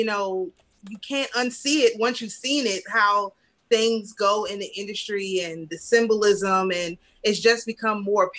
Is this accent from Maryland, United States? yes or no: yes; PG County, Maryland, United States; I'm from Maryland. So that's, my dad is from Salisbury